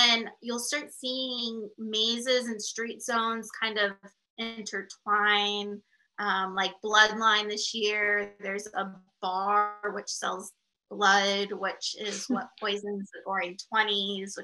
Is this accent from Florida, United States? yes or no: yes; South Florida, United States; moved away as an adult; now in California, United States; I'm actually originally from Florida